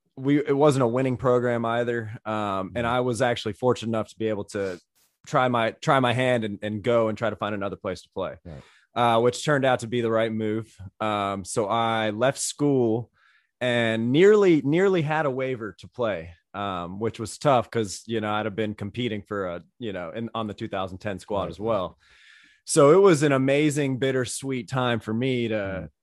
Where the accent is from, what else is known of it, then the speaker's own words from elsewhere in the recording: Greenville, South Carolina, United States; I grew up in Greenville, which was kind of dead in the middle of Clemson and Carolina